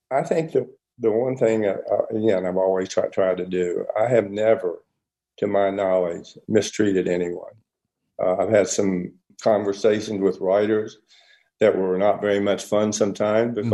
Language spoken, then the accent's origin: English; West Virginia, United States; now in Los Angeles, United States; West Virginia, my home state